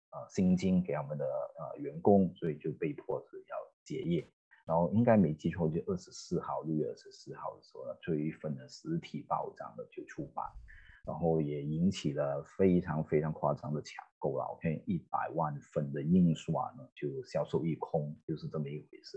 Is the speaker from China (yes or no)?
no; Malaysia; 我们都马来西亚人